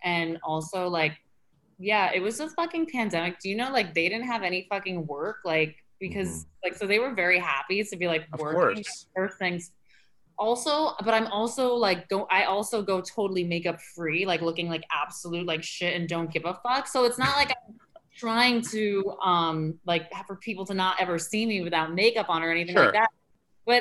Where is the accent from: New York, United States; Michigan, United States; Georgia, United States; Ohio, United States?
New York, United States; New York City; growing up in Chelsea, I mean, yeah, I was like in the gay epicenter, like of the world